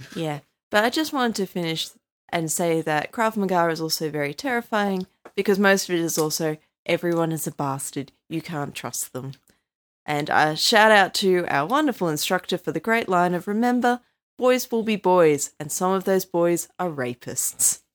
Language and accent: English; United Kingdom; now in Australia; I'm British